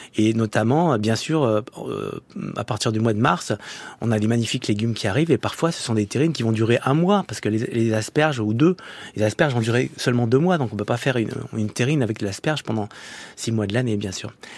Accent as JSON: {"language": "French", "town": "Saint-Étienne", "region": "Auvergne-Rhône-Alpes", "country": "France", "also_born_or_lived": "Lyon", "moved": "as an adult", "lives_now": "Paris, France", "said": "je suis un Stéphanois, arrivé à Paris"}